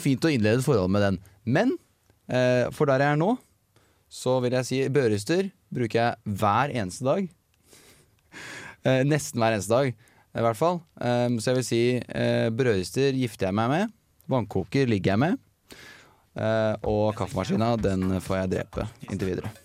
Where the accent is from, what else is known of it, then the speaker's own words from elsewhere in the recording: Toten, Innlandet, Norway; moved away as an adult; now in Trondheim, Norway; jeg bor jo, eh, som, eller kommer fra, som mange ikke hører på dialekta mi, fra Toten.